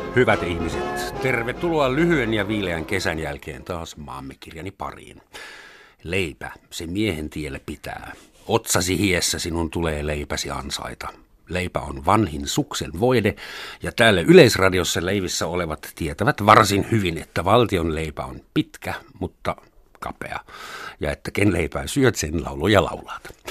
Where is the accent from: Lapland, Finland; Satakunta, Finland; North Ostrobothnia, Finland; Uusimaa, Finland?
Uusimaa, Finland; Helsinki; oon stadilainen